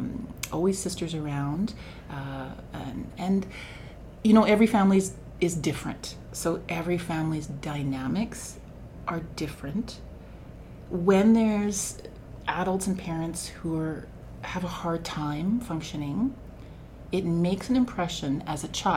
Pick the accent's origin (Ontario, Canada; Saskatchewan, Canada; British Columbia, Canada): Saskatchewan, Canada; Moose Jaw; born there; also born or lived in Waldron / Porcupine Plains / Kelliher / Melville; My family moved a lot. So I was born in Moose Jaw.